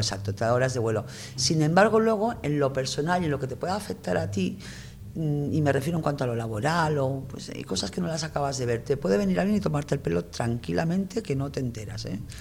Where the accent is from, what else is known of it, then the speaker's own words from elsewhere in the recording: Catalonia, Spain; Soy catalán, es que no, no, puedo, no puedo decir que yo Cataluña es donde he vivido, donde he nacido, donde tengo mi vida, donde lo tengo todo